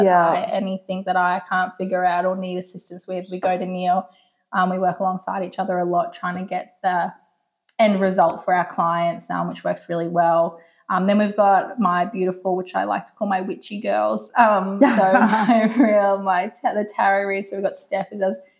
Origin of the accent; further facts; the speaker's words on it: Delaneys Creek, Queensland, Australia; now in Woodford, Australia; I grew up in Delaney's Creek with my parents there. So nice. Always been local.